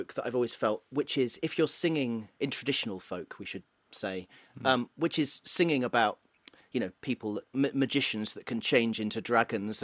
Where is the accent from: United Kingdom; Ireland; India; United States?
United Kingdom; Stafford, West Midlands; moved away as an adult; also born or lived in Bristol; now in Liverpool, United Kingdom; I'm from Stafford, and nothing really happens in Stafford.